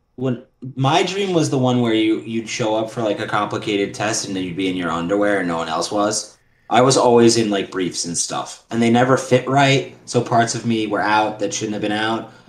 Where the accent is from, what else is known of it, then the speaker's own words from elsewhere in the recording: New York City, New York, United States; I'm from Queens.